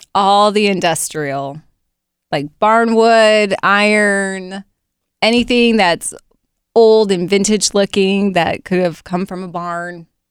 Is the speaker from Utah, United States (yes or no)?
yes; Provo, Utah, United States; now in Central Ohio, United States; I'm from Provo